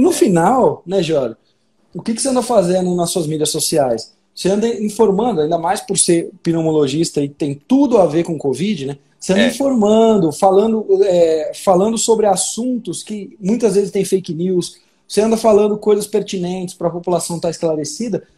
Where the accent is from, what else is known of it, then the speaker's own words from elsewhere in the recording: São Paulo, Brazil; moved away as an adult; now in Minas Gerais, Brazil; Eu sou paulista e hoje moro em Minas Gerais